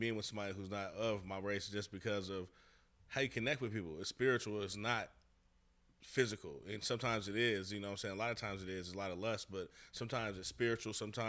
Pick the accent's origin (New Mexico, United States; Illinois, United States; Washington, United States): Washington, United States; Seattle; But I'm from Seattle, Washington, born and raised, where majority is fucking Asians and white people.